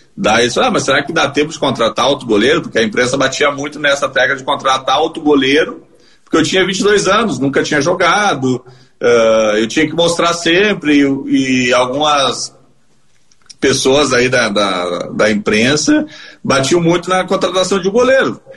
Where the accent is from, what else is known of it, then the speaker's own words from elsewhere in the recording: Gravataí, Rio Grande do Sul, Brazil; eu nasci aqui em Gravataí mesmo, morava aqui na Parada 72, pertinho de onde eu moro hoje